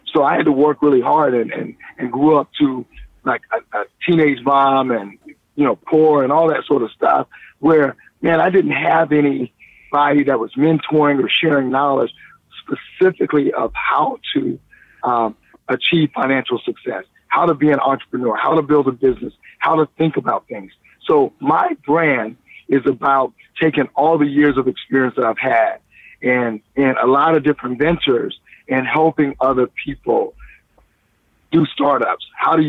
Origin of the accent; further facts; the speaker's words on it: Columbia, South Carolina, United States; now in Los Angeles, United States; because I'm from South Carolina in Columbia, Casey, South Carolina.